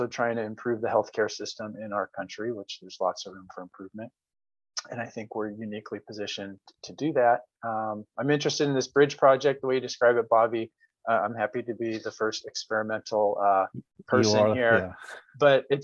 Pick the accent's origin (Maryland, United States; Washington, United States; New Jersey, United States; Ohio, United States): Washington, United States; Olympia; also born or lived in Flagstaff, Arizona / Los Angeles, California; I grew up in Olympia, Washington.